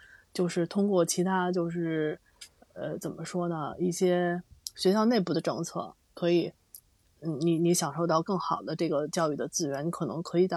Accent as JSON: {"language": "Chinese", "region": "Beijing", "country": "China", "tie": "born or raised there", "said": "其实你你本身你也是北京人，然后我我也是土生土长北京人。"}